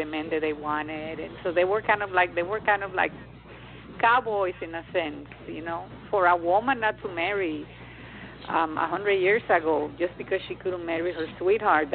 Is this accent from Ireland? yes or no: no; Dominican Republic; I come from the Dominican Republic